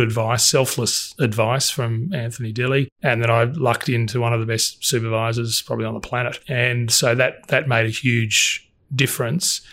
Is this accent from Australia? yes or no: yes; Sydney, New South Wales, Australia; I grew up in Sydney.